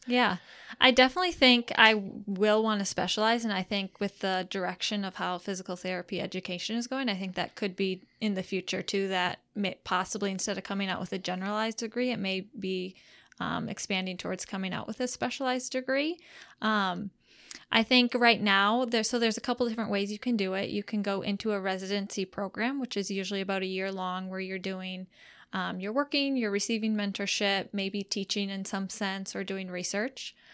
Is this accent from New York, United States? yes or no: no; Marshfield, Wisconsin, United States; also born or lived in Madison, Wisconsin / Rochester, Minnesota; I grew up in Marshfield, Wisconsin, so that's only about a fifty minute drive from home for me working here right now.